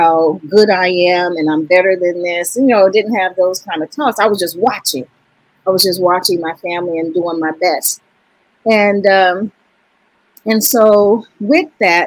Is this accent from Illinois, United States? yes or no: yes; Chicago, Illinois, United States; moved away as an adult; also born or lived in Wisconsin; now in California, United States; I'm originally from Chicago, Chi-Town, Southside. I was born and raised in Wentworth Garden, the one on 39th